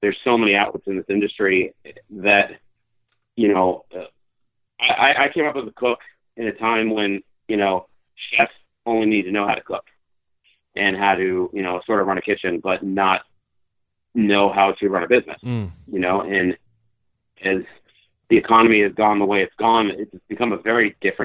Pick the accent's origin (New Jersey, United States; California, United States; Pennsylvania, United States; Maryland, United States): New Jersey, United States; moved away; growing up in Jersey